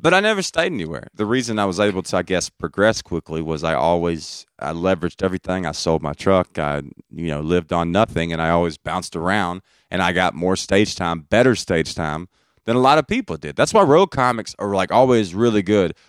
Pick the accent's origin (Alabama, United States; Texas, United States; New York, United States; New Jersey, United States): Alabama, United States; Brookwood; I am from Brookwood, Alabama.